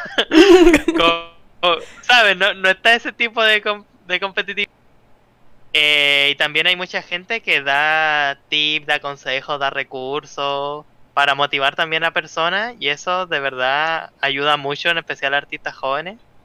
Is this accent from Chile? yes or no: yes; Chile; Yo soy un artista chileno